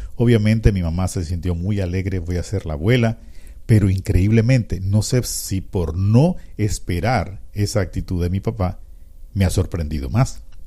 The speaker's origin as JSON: {"language": "Spanish", "country": "Panama"}